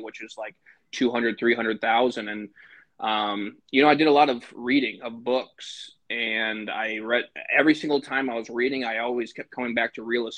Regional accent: Michigan, United States; now in Green Bay, United States; I live in Green Bay, Wisconsin, born and raised in Michigan

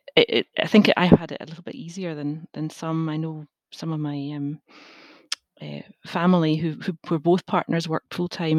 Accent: Glasgow, Scotland, United Kingdom; also born or lived in England; I grew up in Glasgow

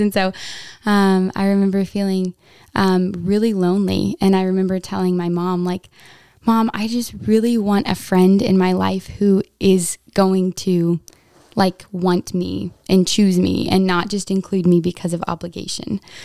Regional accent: Wasilla, Alaska, United States; I'm from Wasilla, Alaska.

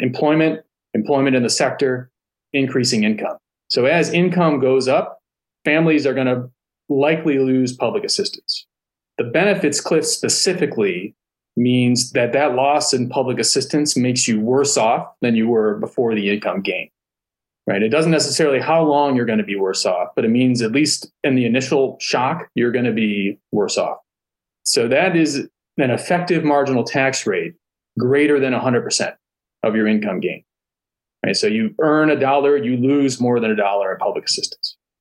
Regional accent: South Florida, United States; I went to University of Florida because I'm from South Florida

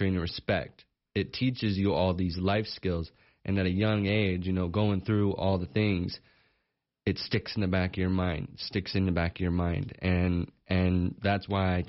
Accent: Sheridan, Wyoming, United States; I was born and raised here in Sheridan, so I've been around this area my whole life

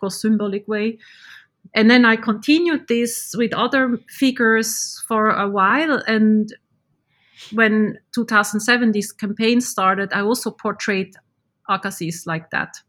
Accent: Switzerland; now in Finland; I was born in Switzerland

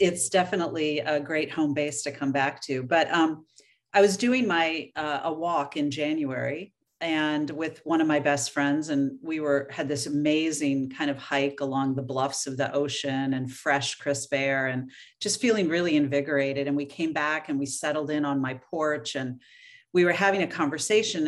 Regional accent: Oregon, United States; moved away; I was born and raised in Oregon

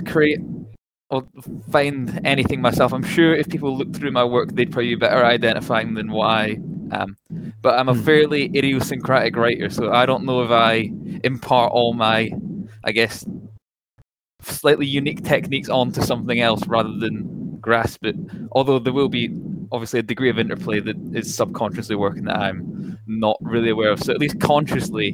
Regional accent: Scotland, United Kingdom; accent: Scottish; accent-wise, you can probably pick it up. I'm Scottish

